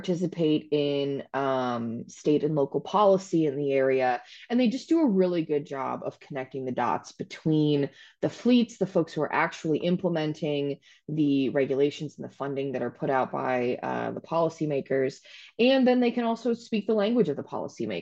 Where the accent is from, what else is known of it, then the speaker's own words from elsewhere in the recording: Akron-Canton area, Northeast Ohio, United States; moved away as an adult; now in Columbus, United States; I'm actually from Ohio, but I am originally from Northeast Ohio around the Akron-Canton area